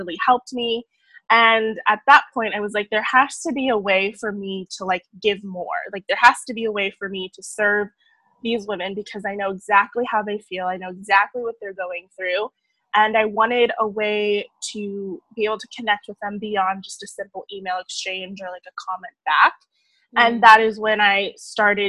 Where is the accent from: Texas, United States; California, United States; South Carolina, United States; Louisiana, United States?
California, United States; San Diego; I'm actually originally from San Diego, California